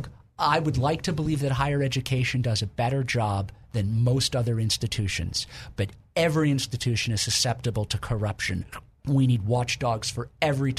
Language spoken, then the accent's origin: English; Illinois, United States; moved away; my home state of Illinois